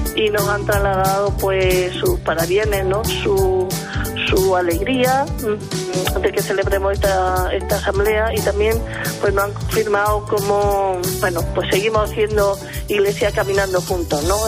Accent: Galicia, Spain; Soy de Galicia

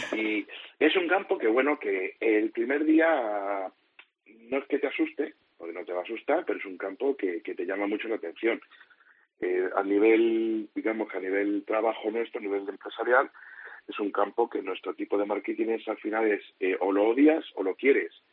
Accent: Madrid, Community of Madrid, Spain; moved away as an adult; now in Almería, Spain; Yo, sabéis que soy madrileño, pero llevo 14 años aquí.

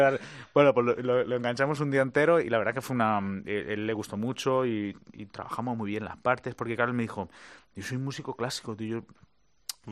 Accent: Madrid, Community of Madrid, Spain; also born or lived in Valencia; now in Los Angeles, United States; yo nací en Valencia, pero mi ciudad que, me vio ahí crecer es Madrid

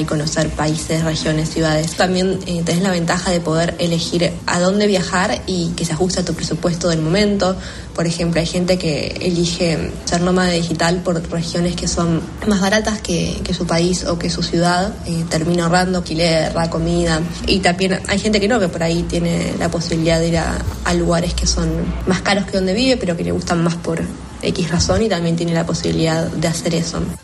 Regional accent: Argentina; yo soy de Argentina

